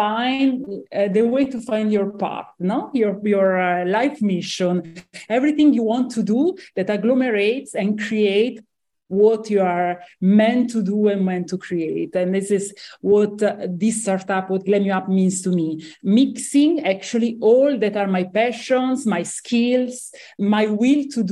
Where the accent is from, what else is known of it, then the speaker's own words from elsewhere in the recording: Como, Lombardy, Italy; moved away as an adult; also born or lived in Milan, Italy; now in Monaco; I'm born and grew up in Italy, and I come from an amazing place. It's Como Lake